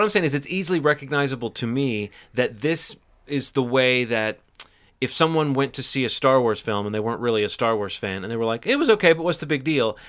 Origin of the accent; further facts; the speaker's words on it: Alabama, United States; my home state of Alabama